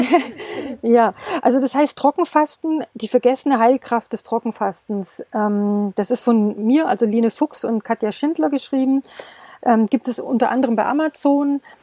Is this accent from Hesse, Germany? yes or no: no; Stuttgart, Baden-Württemberg, Germany; moved away as an adult; now in Portugal; Also ich komme aus dem Schwabeländle, also ich bin äh, äh, aus der Stuttgarter Ecke. Mhm im Ursprung und wir sind aber hierher ausgewandert